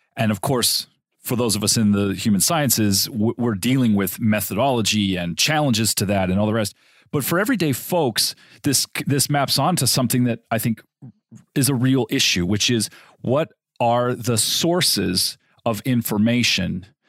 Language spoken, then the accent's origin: English; Southern California, United States; I grew up in Southern California